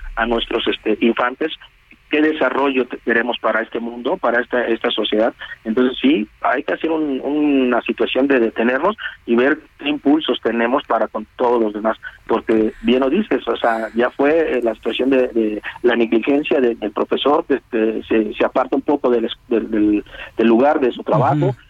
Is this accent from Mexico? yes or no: yes; Mexico